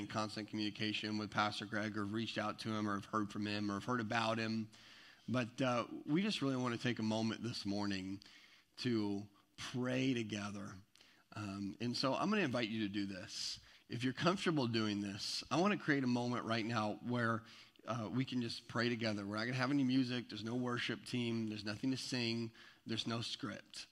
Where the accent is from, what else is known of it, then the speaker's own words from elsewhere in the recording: Eastern Washington, United States; moved away; I'm from Eastern Washington, where I spent a big chunk of my life is in Eastern Washington